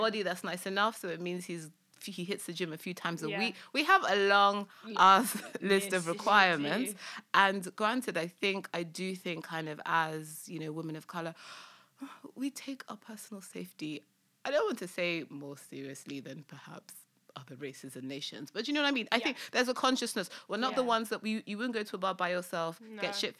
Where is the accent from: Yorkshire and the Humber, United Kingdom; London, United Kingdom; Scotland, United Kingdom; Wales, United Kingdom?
London, United Kingdom; also born or lived in Lagos, Nigeria; I was born in London and grew up in London, but my family decided we were gonna move there for a few years